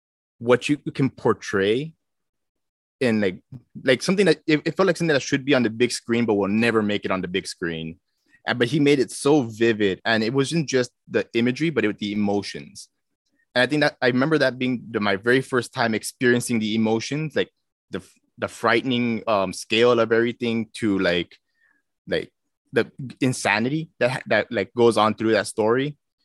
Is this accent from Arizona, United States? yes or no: no; Minnesota, United States; it resonated pretty well with me because I came from Minnesota. So there was a lot of those microaggressions.